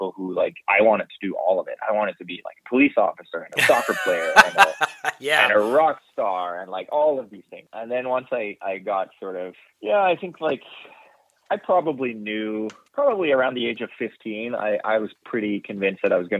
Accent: Denmark; moved away as an adult; also born or lived in London; now in Vancouver, Canada; I'm originally from Denmark

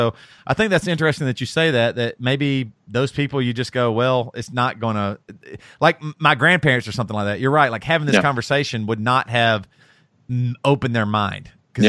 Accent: the South, United States; I might even relate this in a way to like the same way as like growing up in the South and like with racism or something.

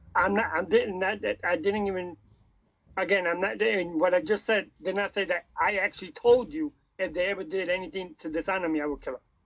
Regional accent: New York City, New York, United States; I'm from New York City

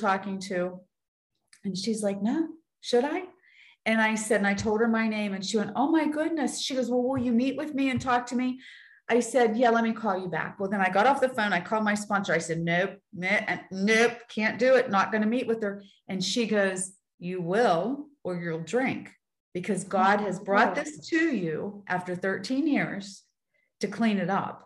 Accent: Weirton, West Virginia, United States; I'm from Weirton, West Virginia

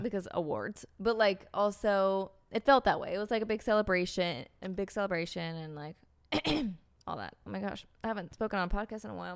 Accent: United States; as an American

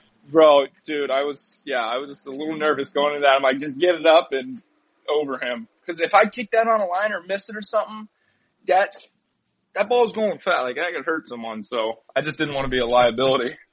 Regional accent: Turlock, California, United States; growing up in Turlock

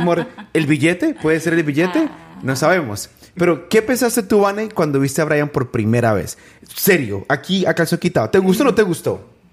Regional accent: San José del Guaviare, Guaviare, Colombia; mi tierra, San José del Guaviare

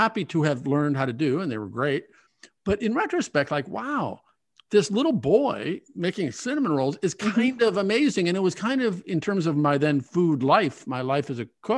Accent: Omaha, Nebraska, United States; I grew up in Omaha

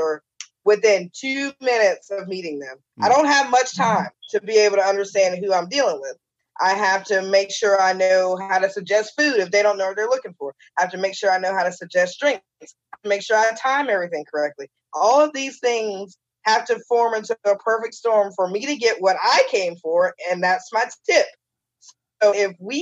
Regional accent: Charleston, South Carolina, United States; also born or lived in Orlando, Florida / South Georgia; we've lived here since 1988, and I'm 41, so I say I'm a Charlestonian

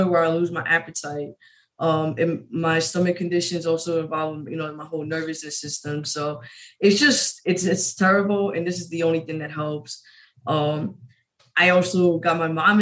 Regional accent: New York, United States; moved away as an adult; I'm originally from New York.

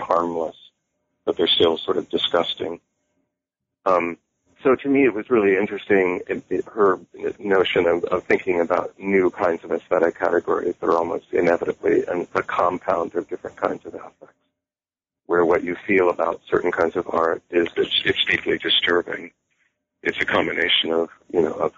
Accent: Bay Area, California, United States; also born or lived in New York / Paris / Santa Cruz; I was born and raised in California. I grew up in the Bay Area.

